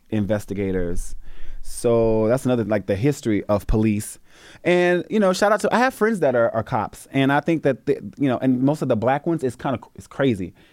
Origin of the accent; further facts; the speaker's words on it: the South, United States; I'm from the South.